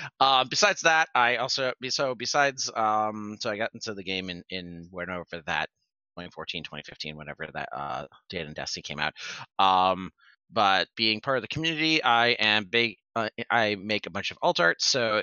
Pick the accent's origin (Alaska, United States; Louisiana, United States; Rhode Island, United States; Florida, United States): Rhode Island, United States; I'm actually from Rhode Island